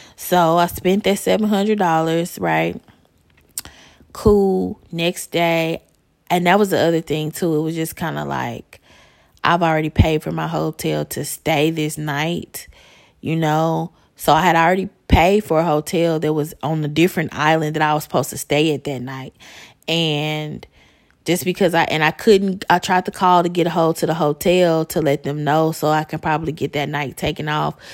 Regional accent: Chicago, Illinois, United States; I'm from Chicago

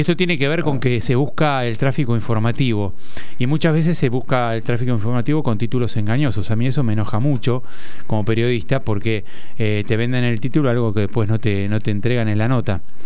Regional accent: Buenos Aires, Argentina; Yo soy porteño, sí, de nacimiento, nacido y criado

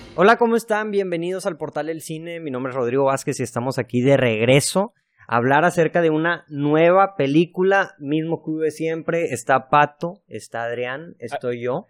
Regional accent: Monterrey, Nuevo León, Mexico; soy de Monterrey

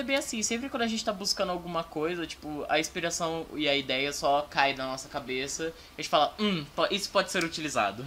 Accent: Campinas, São Paulo, Brazil; Eu nasci em Campinas, São Paulo, cidade linda, maravilhosa, cheia de poluição. E só que eu tive que me mudar para fora de Campinas e aí, tipo, eu voltei para Campinas

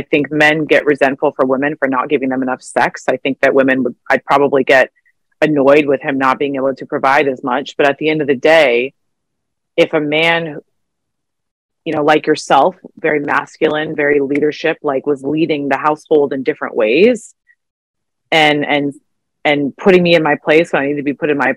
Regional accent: Arizona, United States; I grew up in Arizona

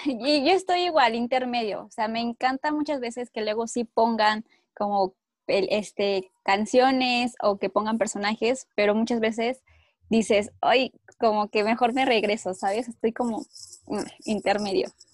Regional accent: Mexico; also born or lived in Mexico City; Vivo en la Ciudad de México

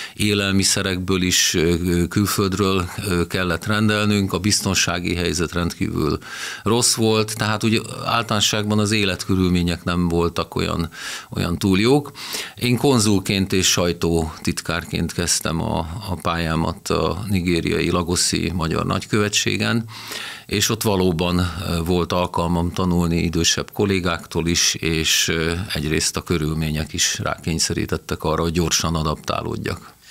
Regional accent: Győr, Győr-Moson-Sopron, Hungary; Győri lévén elmentem egy évet dolgozni a, a vagongyárba

